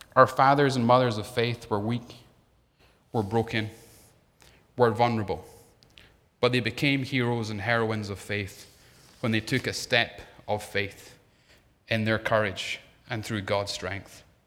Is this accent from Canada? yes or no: no; Scotland, United Kingdom; moved away; being Scottish